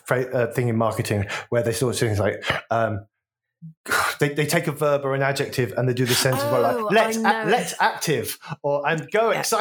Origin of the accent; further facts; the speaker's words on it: Midlands, United Kingdom; moved away; also born or lived in Brighton; I'm from the Midlands.